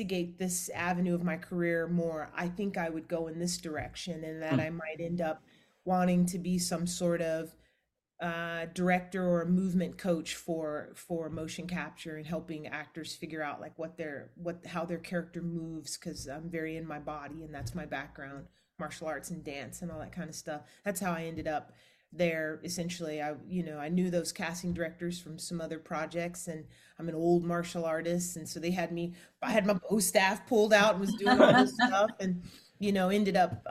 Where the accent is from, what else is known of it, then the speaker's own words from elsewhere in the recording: Atlanta, Georgia, United States; moved away as an adult; also born or lived in Los Angeles, California; now in Orlando, United States; I'm from Atlanta